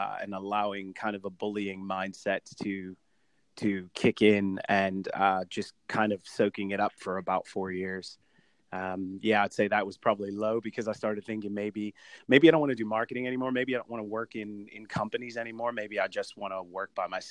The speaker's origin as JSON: {"language": "English", "country": "United States", "tie": "born or raised there", "moved": "yes", "lives_now": "United Kingdom", "said": "growing up in the States"}